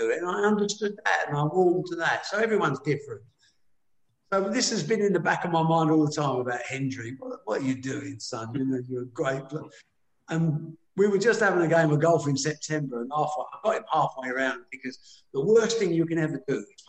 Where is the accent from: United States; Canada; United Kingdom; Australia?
United Kingdom; we're British